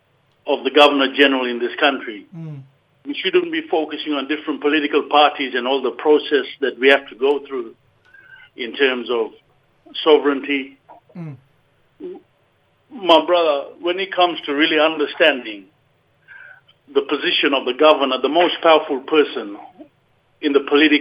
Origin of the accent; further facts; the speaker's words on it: Torres Strait Islands, Queensland, Australia; born and bred in the Torres Strait Islands